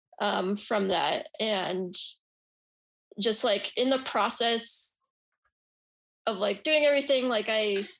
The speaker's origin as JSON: {"language": "English", "region": "Utah", "country": "United States", "tie": "born or raised there", "also_born_or_lived": "San Francisco", "moved": "yes", "lives_now": "Austin, United States", "said": "where I'm from, which is Utah"}